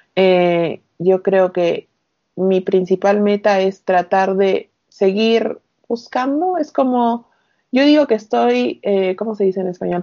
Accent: Arequipa, Peru; moved away as an adult; also born or lived in Piura / Buenos Aires; soy de Arequipa, del sur. Eh, viví acá toda mi secundaria

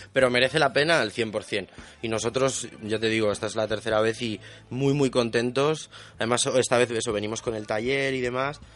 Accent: León, Castile and León, Spain; yo soy de León

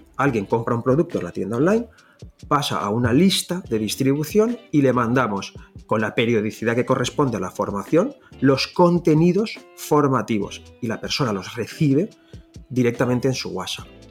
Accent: Valencia, Valencian Community, Spain; first language Valencian; Spanish is a second language; yo soy de Valencia y mi lengua nativa es el valenciano

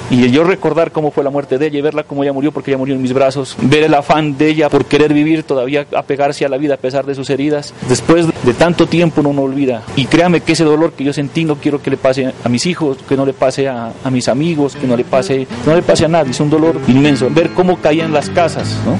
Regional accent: San José, Nariño, Colombia; born or raised there; now in Pasto, Colombia

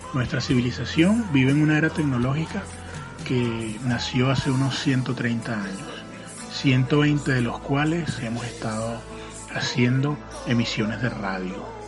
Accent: Caracas, Capital District, Venezuela; mi ciudad natal, Caracas, Venezuela

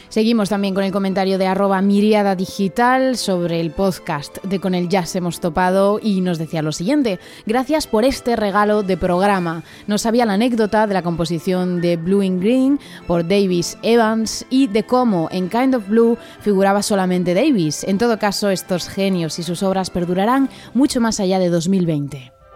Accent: Asturias, Spain; moved away; poder llevar la música clásica a mi tierra, aun estando tan lejos

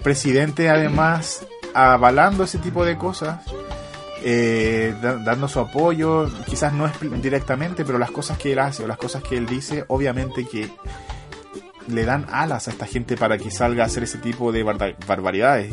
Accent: Chile; moved away; also born or lived in England; vengo de Chile

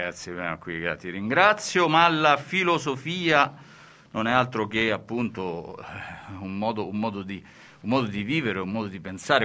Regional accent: a city in central Italy, Italy; di una città del centro Italia, no? ed è la seconda città più piovosa, quella dove sono nato io, dopo Udine

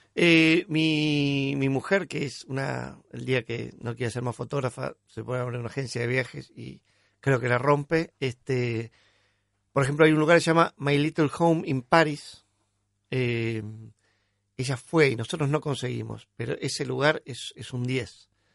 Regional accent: Buenos Aires, Argentina; porteño, vengo de la clase media

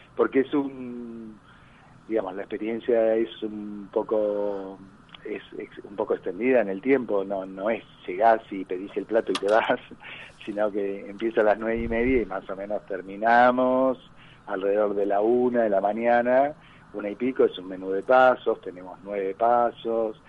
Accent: Argentina; Yo quiero mucho mi país, a pesar de que soy argentino-italiano y podría instalarme mañana en Italia

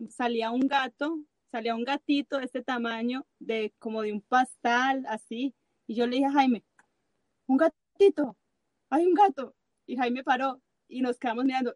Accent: Colombia; now in Chile; nosotros somos colombianos y hablamos mucho

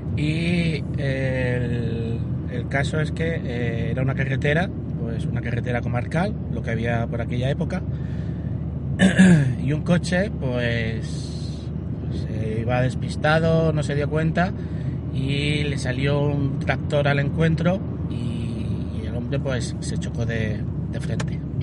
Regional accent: Alhama de Murcia, Region of Murcia, Spain; also born or lived in Castellón; Mi padre era el presidente de la Cruz en, en Alama de Murcia, donde yo nací

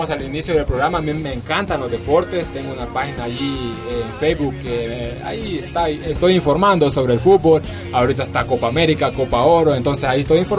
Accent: El Salvador; Así me identifico yo, …, porque soy salvadoreño, ya muchos lo saben ahí.

